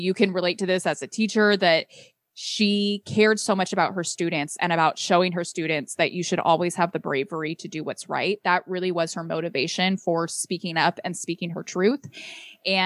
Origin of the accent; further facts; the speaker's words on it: California, United States; my home state of California